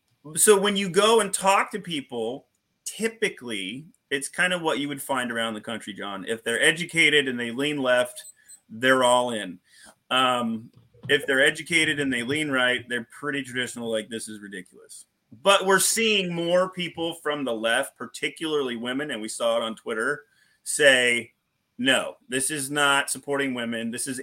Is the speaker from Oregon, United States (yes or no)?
yes; Portland, Oregon, United States; now in Hartford, Vermont, United States; I'm from Portland, Oregon. I'm from a city that's almost three times the size of the entire state.